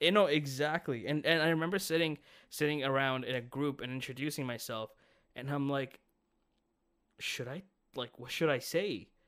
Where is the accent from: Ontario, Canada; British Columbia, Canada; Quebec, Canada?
Ontario, Canada; Brampton; I'm from Brampton